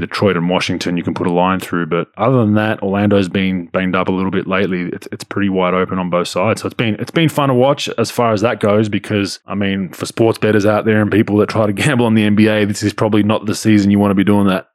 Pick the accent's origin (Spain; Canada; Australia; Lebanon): Australia; Victoria; My home state